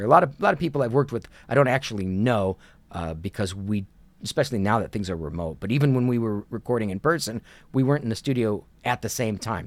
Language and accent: English; Kent, Ohio, United States; moved away as an adult; also born or lived in New York City / Los Angeles; I grew up in Kent, Ohio